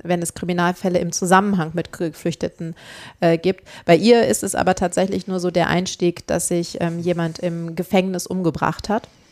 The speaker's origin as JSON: {"language": "German", "region": "Northern Germany", "country": "Germany", "said": "Ich bin Norddeutsche"}